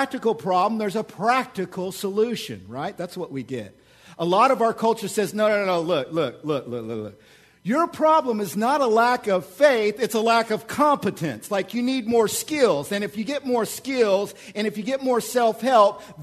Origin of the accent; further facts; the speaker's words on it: Oklahoma, United States; moved away; I'm from Oklahoma